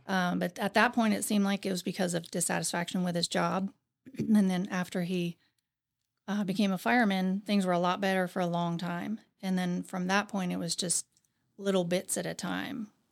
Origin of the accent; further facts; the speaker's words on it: Zanesville, Ohio, United States; I grew up in Zanesville, Ohio.